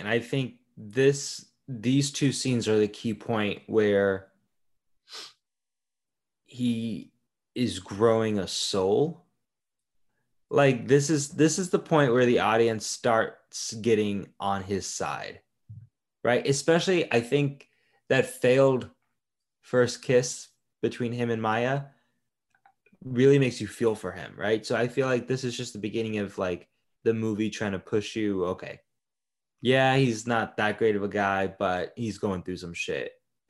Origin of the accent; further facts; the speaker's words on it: Florida, United States; Yeah, but I grew up in Florida, So I've seen some shit with clippers, nail clippers.